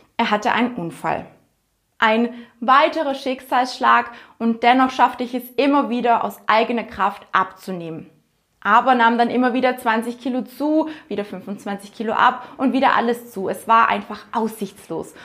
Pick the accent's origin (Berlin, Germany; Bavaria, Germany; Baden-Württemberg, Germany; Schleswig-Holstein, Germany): Bavaria, Germany; near Günzburg; moved away; also born or lived in southern Black Forest; Aufgewachsen bin ich in einem kleinen Dorf in der Nähe von Günzburg.